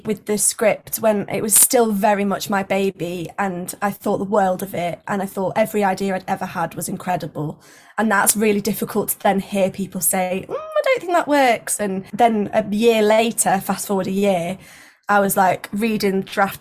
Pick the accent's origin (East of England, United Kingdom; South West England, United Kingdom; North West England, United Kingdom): North West England, United Kingdom; Blackpool; now in London, United Kingdom; So I am originally from Blackpool, now live in London.